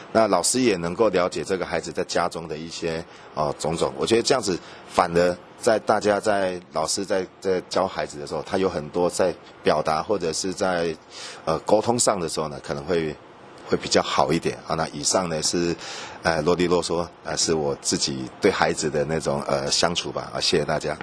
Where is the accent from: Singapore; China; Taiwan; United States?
Taiwan; 我们台湾人